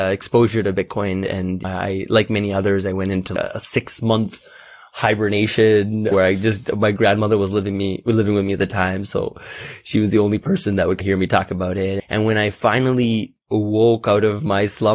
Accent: Toronto, Ontario, Canada; also born or lived in India; I was born and raised in Canada. My parents are from India, from Calcutta to be specific

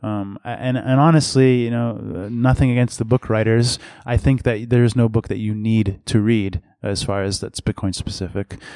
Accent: Massachusetts, United States; also born or lived in Boston; I'm from Massachusetts originally

